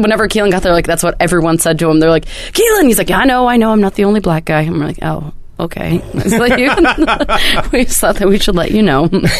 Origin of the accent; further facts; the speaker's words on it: the Northwest, Pacific Northwest, United States; growing up in the Northwest and not being in the desert area very much.